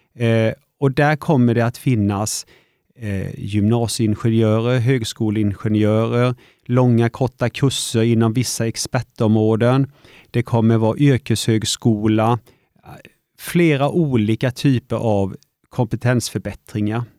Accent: Vetlanda, Jönköping County, Sweden; jag har ju alltid bott i Vetlanda, jag är uppvuxen och gått på Mojärdeskolan och Tomaslundsskolan

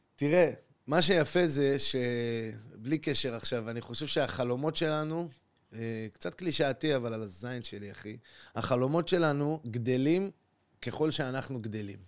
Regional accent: Acre, Northern District, Israel; moved away as an adult; now in Tel Aviv, Israel; באתי מעכו לתל אביב

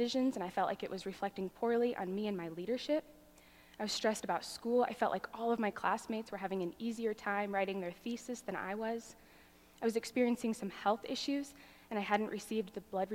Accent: Arizona, United States; I grew up in Arizona

